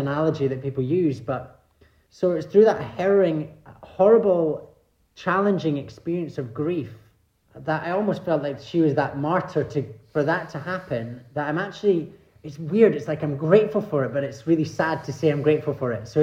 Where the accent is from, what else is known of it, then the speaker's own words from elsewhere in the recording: Scotland, United Kingdom; I grew up in Scotland.